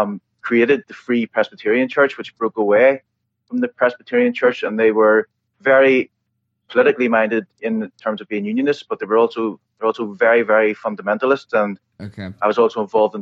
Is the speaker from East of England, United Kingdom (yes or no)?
no; Northern Ireland, United Kingdom; raised in the Church of the Nazarene, which is an American church, but in Northern Ireland, obviously.